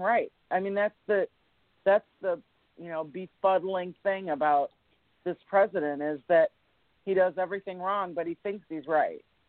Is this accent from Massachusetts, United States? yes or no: no; Washtenaw County, Michigan, United States; my home county, in Washtenaw County